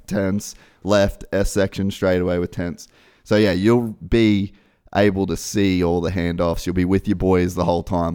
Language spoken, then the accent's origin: English; Australia; moved away as an adult; I was in my little office in my parents' house in Australia